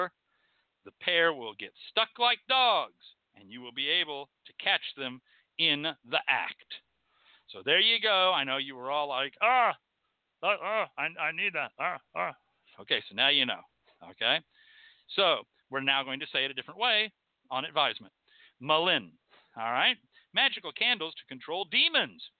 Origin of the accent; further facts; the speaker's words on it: Texas, United States; I'm from Texas